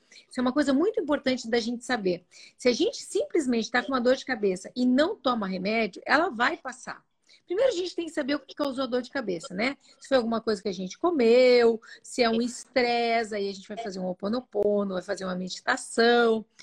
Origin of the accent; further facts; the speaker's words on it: Italy; Eu, como sou italiana, adoro uma pizza.